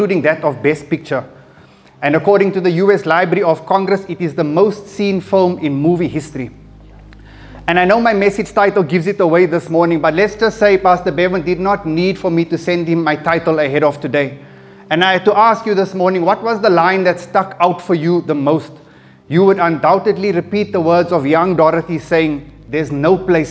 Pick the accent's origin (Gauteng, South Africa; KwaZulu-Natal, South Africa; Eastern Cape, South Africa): Gauteng, South Africa; Johannesburg; I was born in Fleerhof, and right next door to where we stayed was a mosque